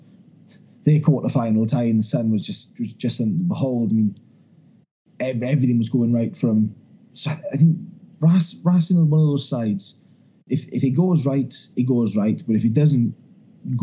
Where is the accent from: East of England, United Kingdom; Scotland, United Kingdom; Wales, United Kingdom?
Wales, United Kingdom; as a Welshman